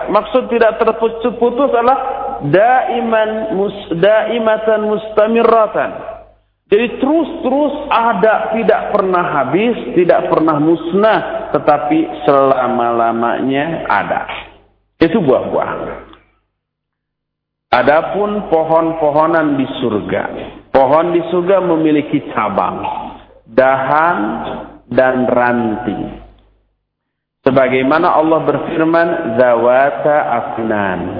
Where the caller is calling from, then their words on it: Bekasi, West Java, Indonesia; dari Bekasi.